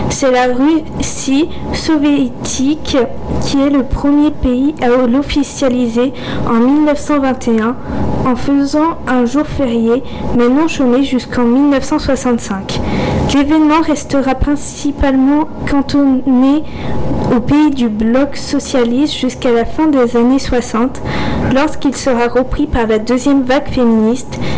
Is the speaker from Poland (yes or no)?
yes; Poland; Et comme vous l'aurez peut-être deviné, je suis polonaise.